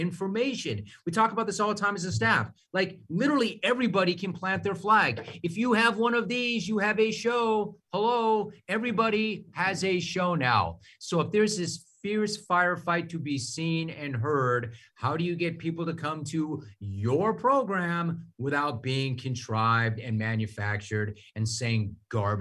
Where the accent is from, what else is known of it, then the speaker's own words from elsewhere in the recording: Southern California, United States; I'm from Southern California